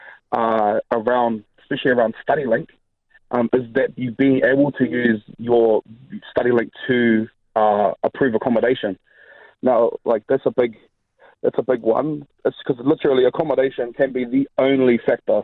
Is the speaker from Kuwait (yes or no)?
no; Auckland, New Zealand; moved away as an adult; grew up in Auckland, born and raised